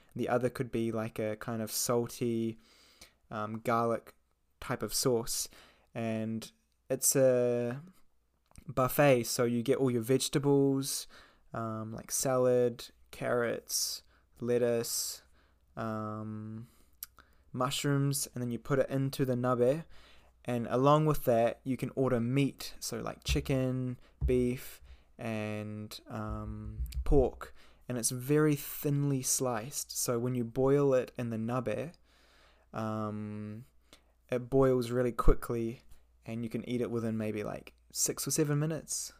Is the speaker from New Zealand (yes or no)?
yes; New Zealand; moved away as an adult; now in Japan; I'm 22. I'm from New Zealand.